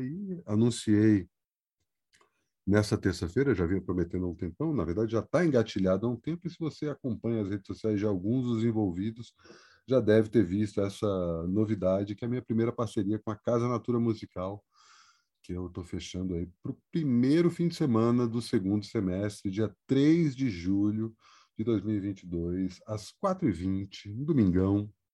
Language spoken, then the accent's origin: Portuguese; Brasília, Federal District, Brazil; also born or lived in Ceará (ancestry); now in São Paulo, Brazil; eu venho de Brasília